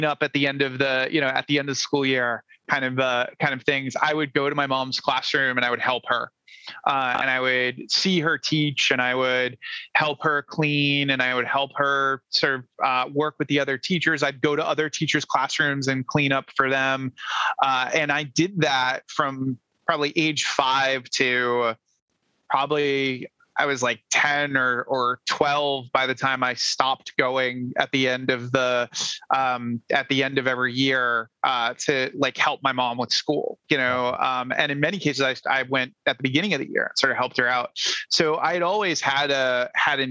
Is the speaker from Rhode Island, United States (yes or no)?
yes; Rhode Island, United States; moved away; I'm originally from Rhode Island